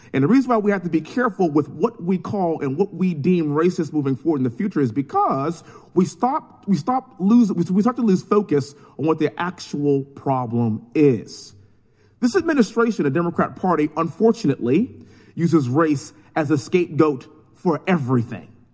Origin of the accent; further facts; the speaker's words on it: Texas, United States; born and raised in Texas, living in Houston